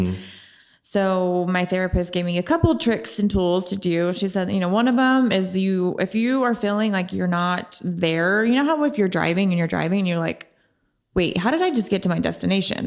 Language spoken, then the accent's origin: English; Oklahoma City, Oklahoma, United States; moved away as an adult; also born or lived in San Diego, California; I'm born and raised in Oklahoma City